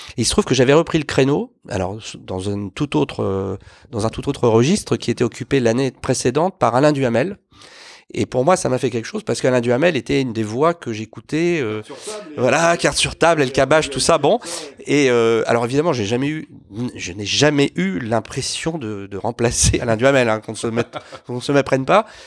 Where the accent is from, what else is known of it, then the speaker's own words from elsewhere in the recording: Lisieux, Normandy, France; moved away; also born or lived in Bordeaux / Paris; je suis natif d'une, une commune de Normandie, euh, aujourd'hui réunifiée, qui s'appelle Lisieux